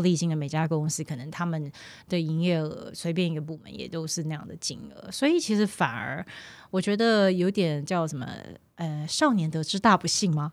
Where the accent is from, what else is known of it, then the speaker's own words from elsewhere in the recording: Taiwan; moved away as an adult; also born or lived in Mainland China; 我虽然 是从小在台湾长大